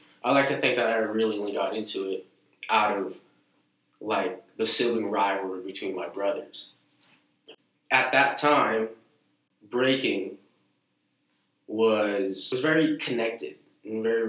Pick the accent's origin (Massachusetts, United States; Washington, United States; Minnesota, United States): Massachusetts, United States; Lynn; also born or lived in Malden, Massachusetts; I was born in Malden, but I was raised in Lynn